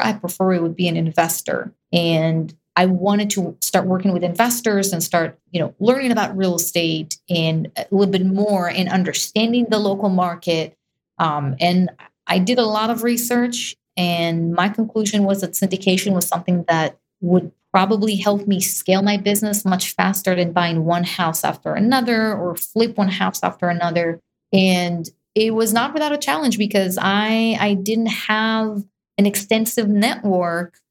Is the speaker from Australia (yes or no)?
no; Israel; moved away; I was definitely born there and raised in Israel.